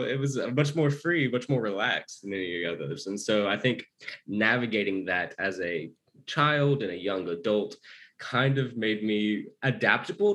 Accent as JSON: {"language": "English", "region": "Arkansas", "country": "United States", "tie": "born or raised there", "also_born_or_lived": "Japan / China", "said": "I grew up in the American South in a small state called Arkansas"}